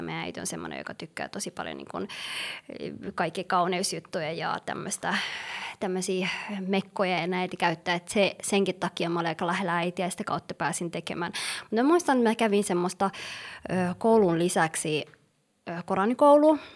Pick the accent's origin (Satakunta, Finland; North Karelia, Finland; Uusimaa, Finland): Uusimaa, Finland; Helsinki; born or raised there; also born or lived in Somalia / Yemen